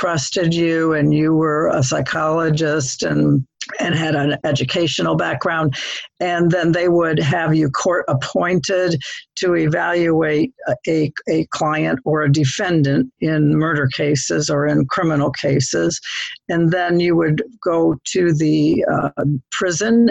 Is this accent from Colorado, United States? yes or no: no; Toledo, Ohio, United States; moved away as an adult; also born or lived in Dayton, Ohio / Hilton Head / Zambia; now in The Villages, United States; I was raised in Toledo, Ohio